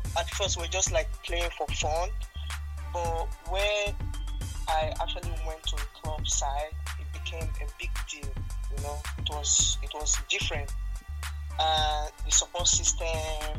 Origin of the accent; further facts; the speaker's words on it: Delta, Nigeria; accent: Warri girls or Delta people; moved away; also born or lived in Kogi State / Benue State; I'm from Kogi State, but I grew up I was born in Delta State actually. So sometimes when I talk, people think like, she sounds like, you know, Warri girls or Delta people